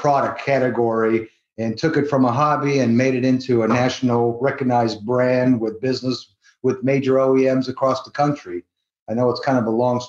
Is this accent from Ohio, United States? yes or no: yes; Cleveland, Ohio, United States; moved away as an adult; now in Las Vegas, United States; I'm originally from Cleveland, Ohio